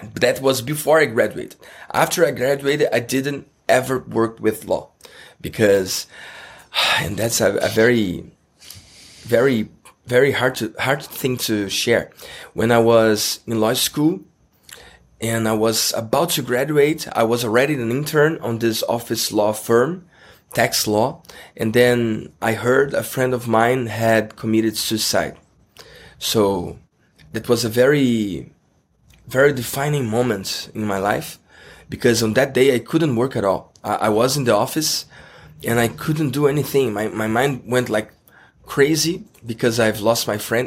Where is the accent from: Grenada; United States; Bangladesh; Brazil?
Brazil; Rio de Janeiro; English is a second language; I'm from Rio de Janeiro